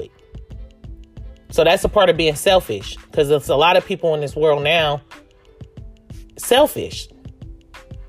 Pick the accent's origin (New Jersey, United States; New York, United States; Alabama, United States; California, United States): California, United States; Oakland; growing up in Oakland and East Oakland, because that's where I'm from, East Oakland, California, Brookfield to be exact